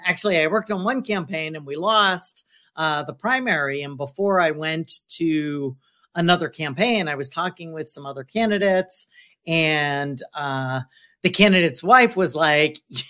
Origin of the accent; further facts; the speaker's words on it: Youngstown, Ohio, United States; moved away as an adult; also born or lived in Bethesda, Maryland; now in Washington, DC, United States; we had moved quickly back to Ohio, where my dad was from, and so I grew up in Youngstown, Ohio